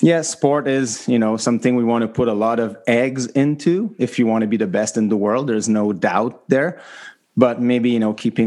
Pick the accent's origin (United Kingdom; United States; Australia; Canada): Canada; the reality of being Canadian, having two kids